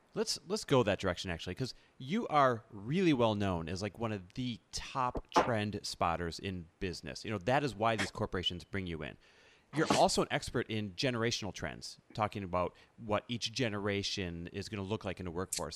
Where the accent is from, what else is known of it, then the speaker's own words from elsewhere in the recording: Midwest, United States; now in Los Angeles, United States; we're both Midwest born and raised.